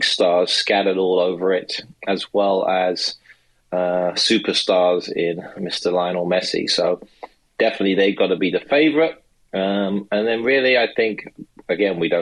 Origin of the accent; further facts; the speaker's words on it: England, United Kingdom; now in United States; myself as an Englishman, but also a naturalized American citizen